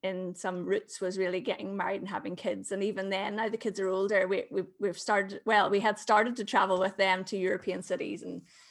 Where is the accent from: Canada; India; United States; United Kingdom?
United Kingdom; Belfast, Northern Ireland; I'm from Belfast in Northern Ireland